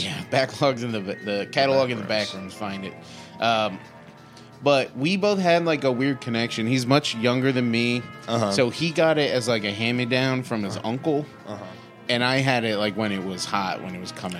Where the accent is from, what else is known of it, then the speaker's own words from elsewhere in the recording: Santa Maria, California, United States; also born or lived in Santa Ynez, California; now in Los Angeles, United States; we were at the local movie theater in my hometown of Santa Maria, California